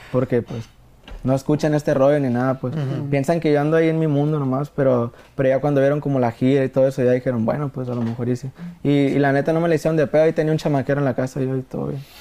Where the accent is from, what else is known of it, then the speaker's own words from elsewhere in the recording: Mexicali, Baja California, Mexico; Mexicali, yo estoy nacido en Mexicali, Baja California